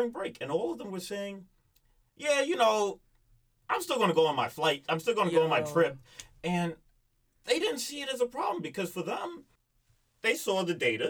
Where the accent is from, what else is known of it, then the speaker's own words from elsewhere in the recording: United States; I'm an American